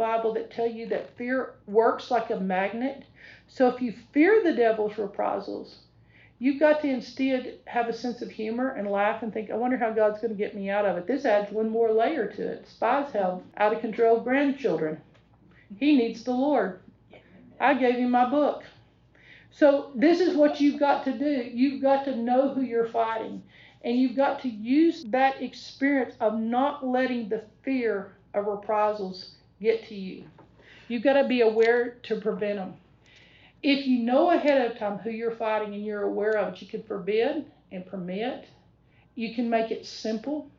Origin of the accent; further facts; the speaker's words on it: Texas, United States; I'm from Texas